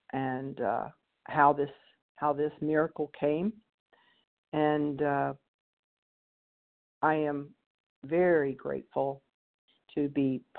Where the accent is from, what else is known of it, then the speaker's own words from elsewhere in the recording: North Carolina, United States; from North Carolina.